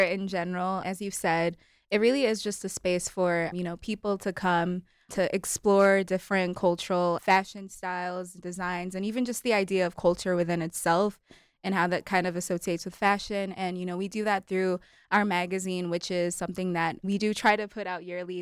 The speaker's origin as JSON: {"language": "English", "country": "Kenya", "tie": "born or raised there", "also_born_or_lived": "Malawi", "moved": "yes", "lives_now": "United States", "said": "grew up, spent most of my life in Kenya"}